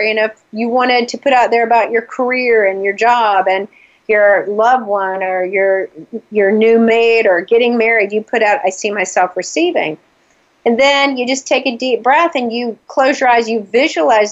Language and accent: English; the South, United States; moved away as an adult; also born or lived in Atlanta, Georgia; now in New England, United States; because I'm from the South, I always pick on my accent.